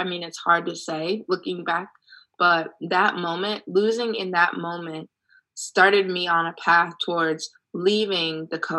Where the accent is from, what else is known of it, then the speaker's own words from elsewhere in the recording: Ohio, United States; But guess what? I'm from Ohio. This is nothing new.